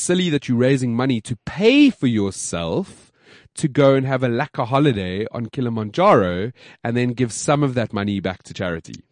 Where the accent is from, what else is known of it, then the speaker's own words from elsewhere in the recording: South Africa; being South African